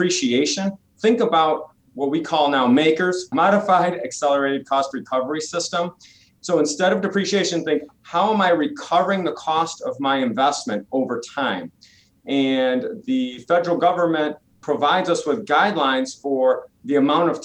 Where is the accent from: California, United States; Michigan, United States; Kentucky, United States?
Michigan, United States; moved away; I'm originally from Michigan